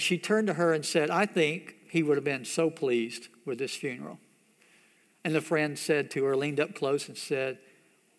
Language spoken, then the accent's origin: English; United States; growing up in America